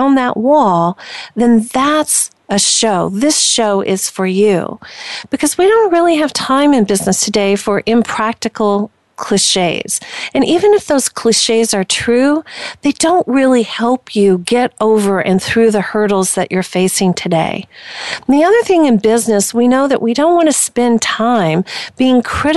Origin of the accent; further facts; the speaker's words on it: Indiana, United States; I was born and raised in Indiana.